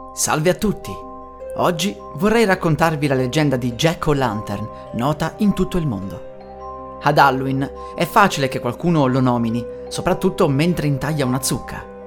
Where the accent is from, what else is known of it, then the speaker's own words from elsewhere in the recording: Italy; Siamo in Italia